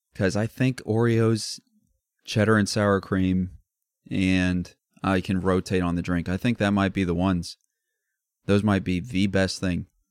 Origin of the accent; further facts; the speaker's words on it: Midwest, United States; we're from the Midwest